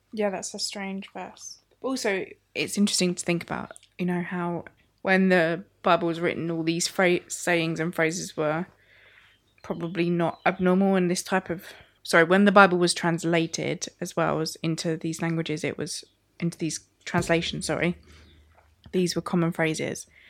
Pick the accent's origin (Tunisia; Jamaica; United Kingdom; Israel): United Kingdom; as a British culture